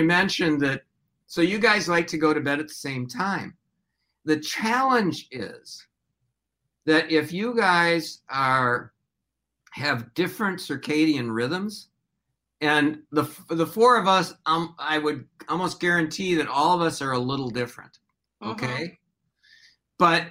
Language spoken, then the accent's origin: English; Hopkins, Minnesota, United States; also born or lived in Detroit; Well, I was actually born in Detroit, but my parents moved here about 6 months after I was born. So I grew up in Minnesota. I grew up in Hopkins.